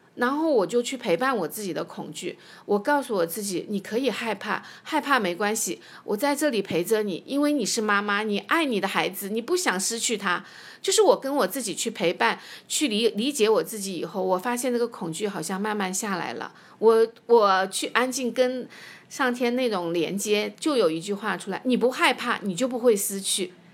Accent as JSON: {"language": "Chinese", "town": "Nanchang", "region": "Jiangxi", "country": "China", "also_born_or_lived": "Hefei, Anhui", "moved": "yes", "said": "因为我是南昌人，江西人，但是合肥是我的第二故乡，在那里我生活了有二十年，在那里，呃，就是安家立业，然后生子生女"}